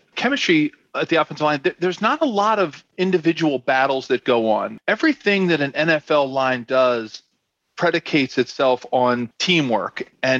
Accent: Philadelphia, Pennsylvania, United States; Growing up in Philadelphia, one of our biggest rivals is growing up as a Philadelphia fan.

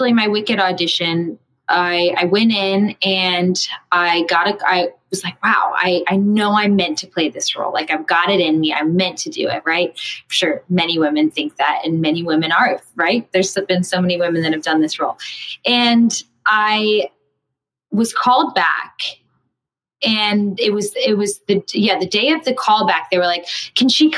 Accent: Houston, Texas, United States; moved away as an adult; now in New York, United States; I grew up in Houston and I didn't go the college path. I moved straight to New York

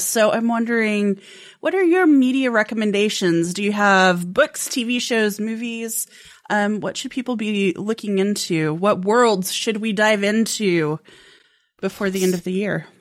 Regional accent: Colorado, United States; moved away; I grew up in Colorado

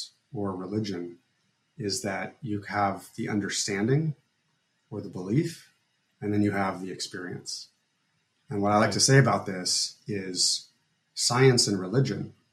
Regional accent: Fairfield, Iowa, United States; We had whatever religion we wanted to have growing up in Fairfield.

